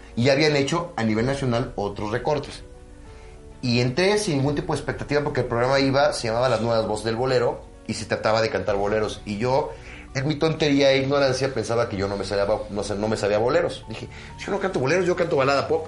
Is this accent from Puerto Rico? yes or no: no; Mexico; soy orgullosamente mexicano